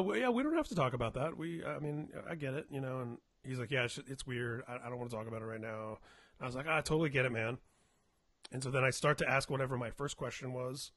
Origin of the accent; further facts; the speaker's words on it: Indiana, United States; now in California, United States; I was from Indiana. We're both here in California